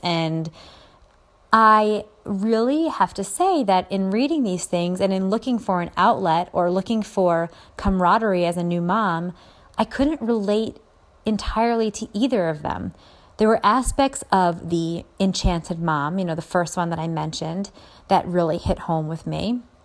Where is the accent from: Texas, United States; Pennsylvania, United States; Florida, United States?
Pennsylvania, United States; Philadelphia; I'm from the Philly area